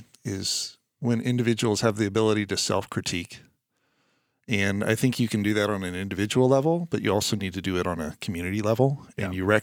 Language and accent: English; San Rafael, California, United States; Where I grew up in San Rafael, I would often go with my dad down to the place they worked.